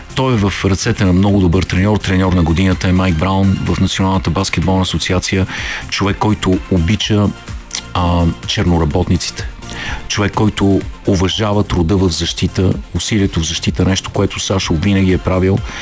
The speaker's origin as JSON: {"language": "Bulgarian", "country": "Bulgaria", "said": "като българи"}